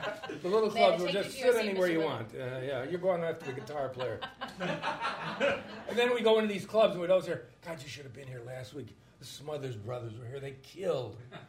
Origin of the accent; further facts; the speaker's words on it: Cleveland, Ohio, United States; And I grew up in Cleveland